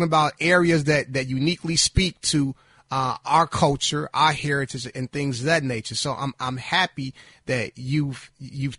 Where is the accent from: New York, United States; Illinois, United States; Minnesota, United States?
Illinois, United States; Chicago; I was born and raised in the South Side of Chicago